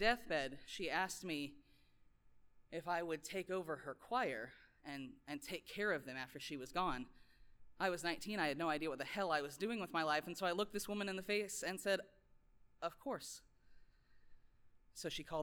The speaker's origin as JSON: {"language": "English", "town": "Lincoln", "region": "Nebraska", "country": "United States", "tie": "born or raised there", "said": "I grew up in Lincoln, Nebraska"}